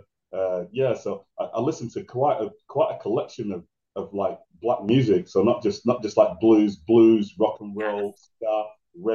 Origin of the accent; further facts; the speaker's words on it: Bolton, North West England, United Kingdom; also born or lived in Manchester; I was born and raised in Bolton in the UK